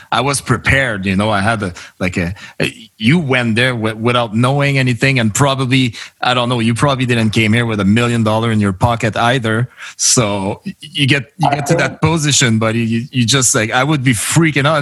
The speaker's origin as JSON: {"language": "English", "town": "Montreal", "region": "Quebec", "country": "Canada", "first_language": "French", "second_language": "English", "moved": "yes", "lives_now": "Alberta, Canada", "said": "I was from Montreal originally"}